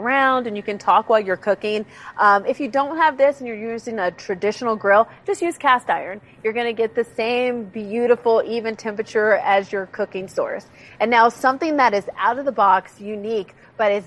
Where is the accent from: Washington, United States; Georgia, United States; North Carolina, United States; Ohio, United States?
Ohio, United States; moved away; I'm originally from Ohio